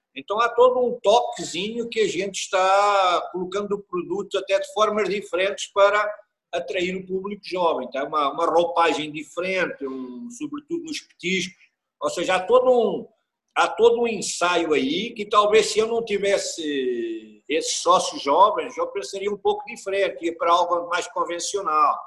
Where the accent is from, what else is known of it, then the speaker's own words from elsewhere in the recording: Coimbra region, Centro, Portugal; also born or lived in Switzerland; now in Brazil; Eu sou originário da região de Coimbra, a minha família vem toda uhum. da região de Coimbra